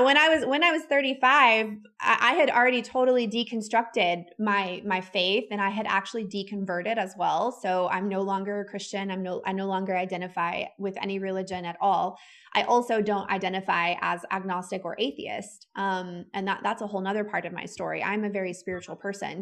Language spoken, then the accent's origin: English; the South, United States; growing up the way that my husband and I grew up and living in the South and the Bible Belt